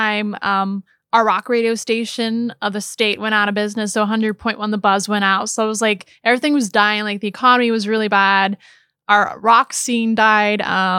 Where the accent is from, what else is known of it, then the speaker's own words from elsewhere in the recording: Missouri, United States; We're originally from Missouri.